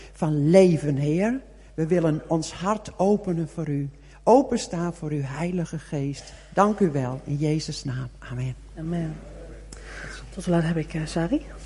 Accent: Netherlands

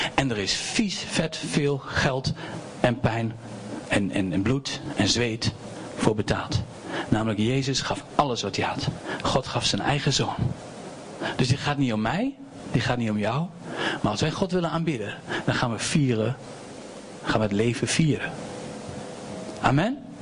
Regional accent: Doetinchem, Gelderland, Netherlands; ik kom uit Doetinchem

